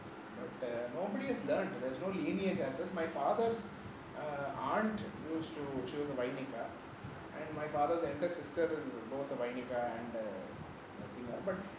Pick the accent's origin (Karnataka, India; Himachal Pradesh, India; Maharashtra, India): Maharashtra, India; Mumbai; born there; No, I was born in Bombay.